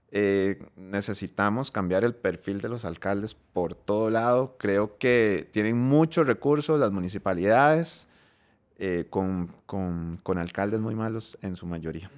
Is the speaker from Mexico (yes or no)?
no; Costa Rica; voy a hablar como costarricense